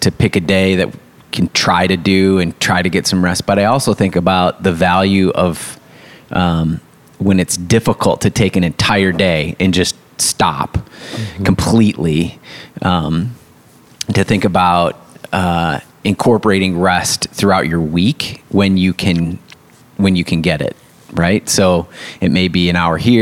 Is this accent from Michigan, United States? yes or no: yes; West Michigan, United States; I grew up in West Michigan